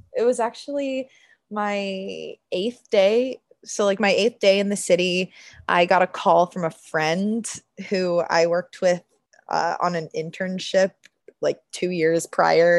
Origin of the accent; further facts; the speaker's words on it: Orlando, Florida, United States; moved away as an adult; now in New York City, United States; I grew up in Orlando and have been doing theater in Orlando like since I was 10 years old